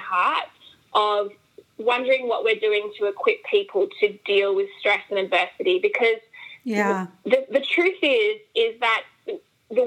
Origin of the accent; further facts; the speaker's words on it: Australia; moved away as an adult; now in United States; Yes, I am Australian. We have immigrated here to the States about 2.5 years ago.